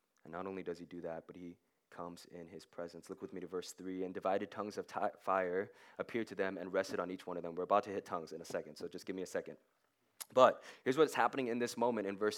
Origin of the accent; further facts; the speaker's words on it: Nashville, Tennessee, United States; I grew up in Nashville, kind of in like just a sketchy area, kind of in the projects